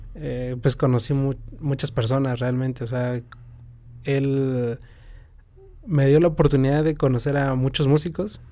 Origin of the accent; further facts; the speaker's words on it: San Juan del Río, Querétaro, Mexico; Yo soy originario de aquí de San Juan, este, vivo en San Pedro Bacatlán